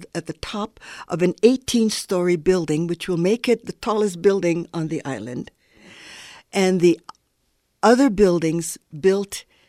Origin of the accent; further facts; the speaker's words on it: Hawaii, United States; It's very critical for me as a Hawaiian elder to be able to continue my connections with my culture and with people, my family, and others in the islands.